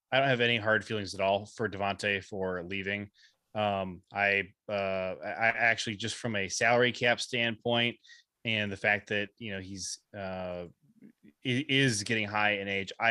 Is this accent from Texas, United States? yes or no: no; Ohio, United States; I grew up in Ohio.